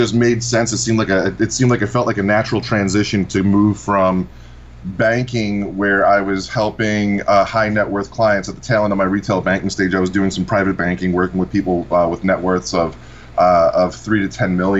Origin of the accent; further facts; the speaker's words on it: Massapequa, New York, United States; I grew up in a town called Massapequa here on Long Island.